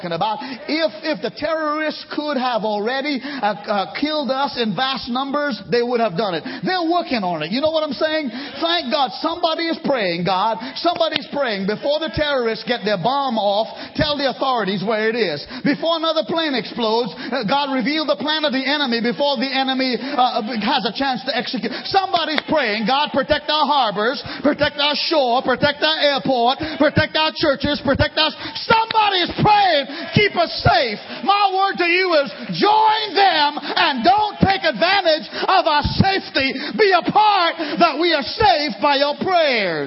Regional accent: Trinidad & Tobago; also born or lived in India (ancestry); now in United States; Where I was born in Trinidad

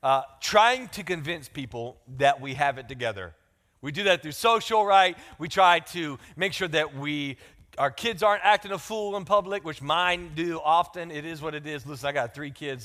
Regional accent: the South, United States; accent: country; I'm from the South

